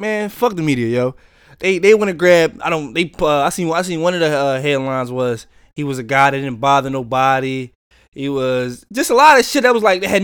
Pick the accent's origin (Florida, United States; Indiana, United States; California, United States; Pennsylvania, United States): Pennsylvania, United States; Philadelphia; I'm black and I'm from South Philly.